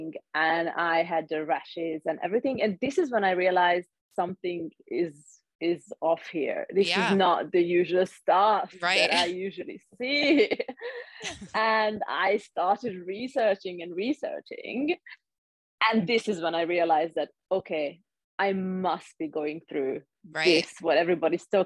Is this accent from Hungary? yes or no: yes; Hungary; moved away as an adult; also born or lived in London; now in Switzerland; I'm originally from Hungary, but I've lived in Switzerland for 7 years now. I lived in London for a while too